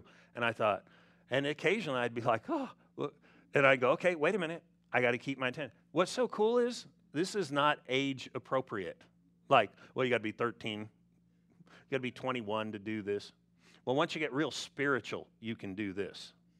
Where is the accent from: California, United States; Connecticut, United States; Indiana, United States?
California, United States; You know, back when I grew up in California, we didn't have all the smog rules, and we had smog.